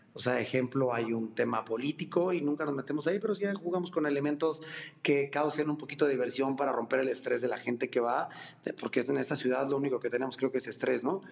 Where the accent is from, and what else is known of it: Mexico City, Mexico